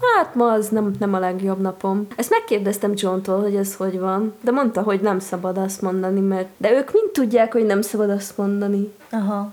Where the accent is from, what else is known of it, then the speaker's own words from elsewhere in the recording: Nagykanizsa, Zala, Hungary; now in Budapest, Hungary; én ugye nagykanizsai vagyok